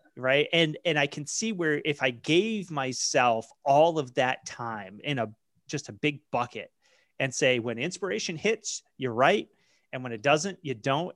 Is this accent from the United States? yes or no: yes; Maine, United States; I grew up in Maine